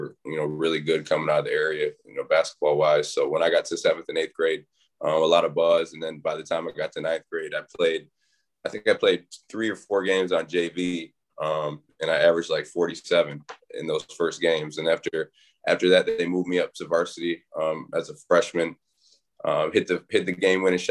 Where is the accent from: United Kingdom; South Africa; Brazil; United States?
United States; Bay City, Michigan; now in Syracuse, United States; I'm from a little city in Michigan, Bay City, Michigan. So it's the Tri-Cities, Bay City, Saginaw, Flint, Midland. So grew up there